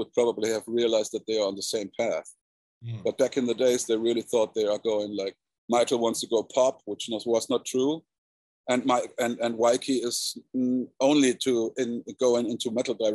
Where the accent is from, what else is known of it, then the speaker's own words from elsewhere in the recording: South Germany, Germany; South Germany, to my hometown